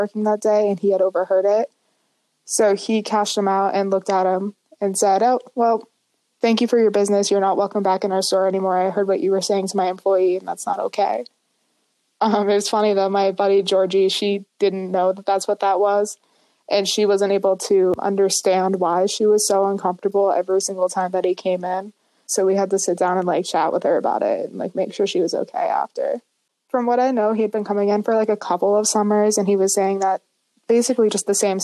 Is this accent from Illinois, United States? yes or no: no; Meredith, New Hampshire, United States; I'm from Meredith, New Hampshire